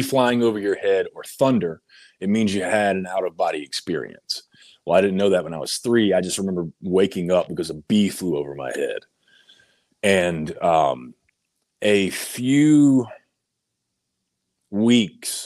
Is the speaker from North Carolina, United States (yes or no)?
yes; North Carolina, United States; moved away as an adult; also born or lived in Georgia; I had planned to move back to my home state of North Carolina in August